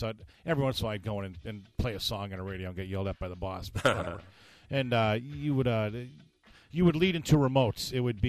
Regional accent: Honesdale, Pennsylvania, United States; also born or lived in Carbondale, Pennsylvania / New Milford, Pennsylvania; I was born in Carbondale, August 1st, 1966, and my dad worked for Agway, and he still kind of does. Then we moved to New Milford, and then from New Milford here to Honesdale. I've been here since 1976.

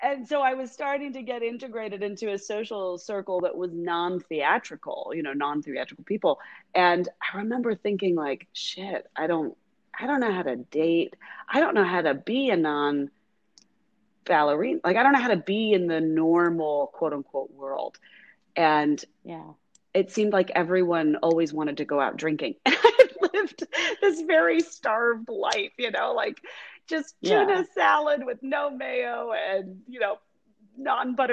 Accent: United States; I'm an American and I'm in my 20s

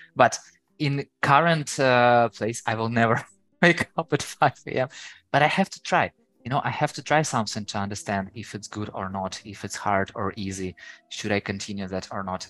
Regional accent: Ukraine; first language Ukrainian; English is a second language; I know Ukrainian, so it's my native language.

